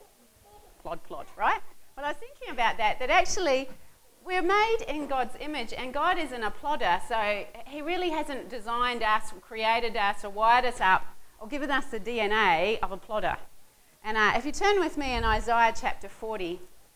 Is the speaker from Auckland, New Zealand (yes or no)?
no; Southland, New Zealand; I come from Southland, and there's mud.